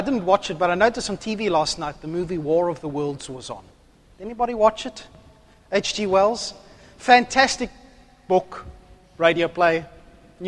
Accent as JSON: {"language": "English", "country": "South Africa", "moved": "yes", "lives_now": "Australia", "said": "I'm South African."}